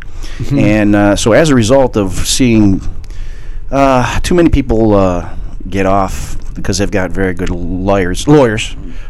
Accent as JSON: {"language": "English", "town": "Chicago", "region": "Illinois", "country": "United States", "tie": "born or raised there", "moved": "as an adult", "said": "there I was in Chicago growing up"}